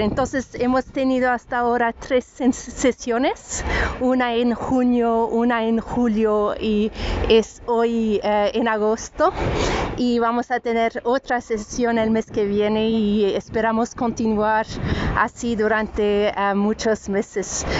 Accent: France; first language French; Spanish is a second language; now in Ireland; el francés, que es mi idioma eh, nativo de cuando era pequeña, viví en Francia.

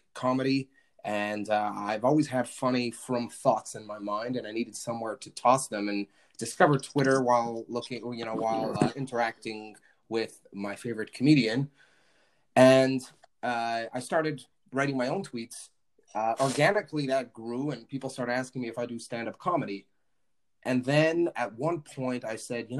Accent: Montreal, Quebec, Canada; I'm originally from Montreal, and Chabad born, Chabad raised.

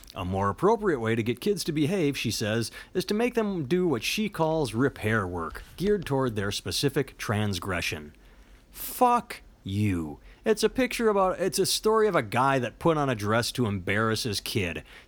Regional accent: United States; I'm an American

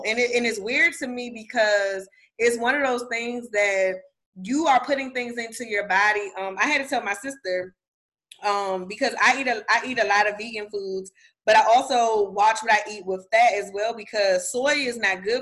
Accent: United States; I'm American

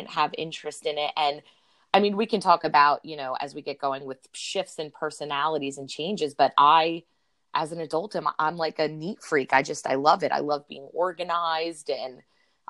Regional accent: New Jersey, United States; now in Brick, United States; I grew up in North Jersey

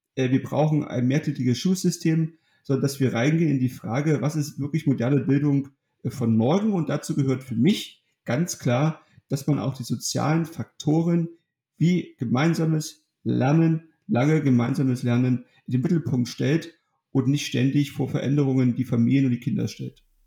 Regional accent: Germany; in meiner Heimatstadt in Ottrand

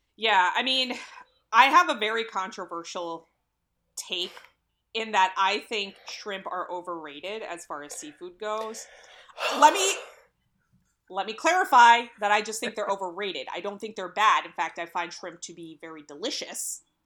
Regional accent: Philadelphia, Pennsylvania, United States; I'm from the Philly area

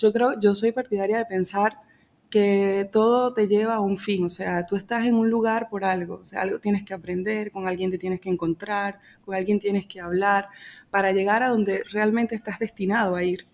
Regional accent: Venezuela; moved away as an adult; now in Calafell, Spain; En Venezuela yo tenía mi piso, o sea, apartamento

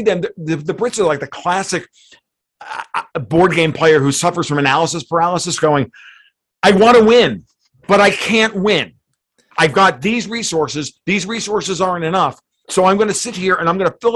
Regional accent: United States; We're Americans. I'm an Italian American.

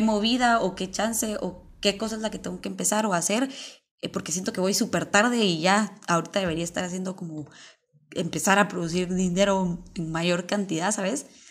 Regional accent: Mixco, Guatemala Department, Guatemala; nací en Misco

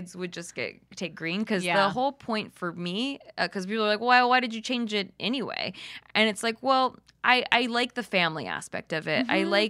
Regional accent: Philippines; I'm Filipino, but the Spaniards came and raped and pillaged the Philippines.

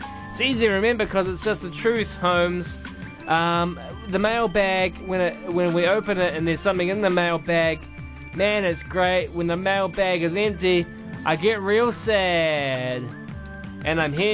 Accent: Te Awamutu, Waikato, New Zealand; I'm the boy from the Te Awamutu

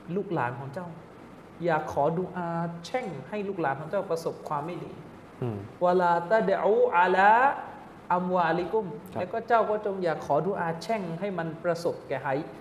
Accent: Southern Thailand, Thailand; now in Bangkok, Thailand; เด็กใต้มาอยู่

